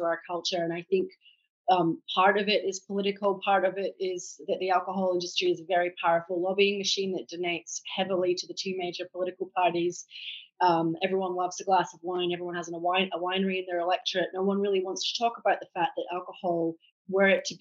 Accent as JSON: {"language": "English", "town": "Edinburgh", "region": "Scotland", "country": "United Kingdom", "tie": "born or raised there", "accent": "Scottish", "moved": "as an adult", "lives_now": "Australia", "said": "So I'm Scottish by birth, hence the accent. I grew up in Edinburgh"}